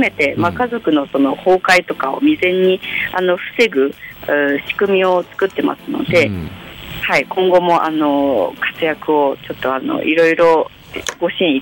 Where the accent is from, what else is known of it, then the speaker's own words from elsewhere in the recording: China; now in Kitakyushu, Japan; 私が中国出身で主人も日本の方じゃない